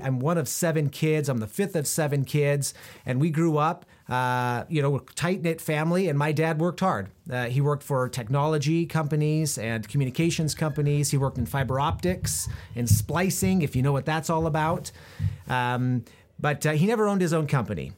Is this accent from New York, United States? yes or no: no; Prineville, Oregon, United States; We moved around a little bit when I was a kid, but I grew up mostly in Central Oregon, in a small town called Prineville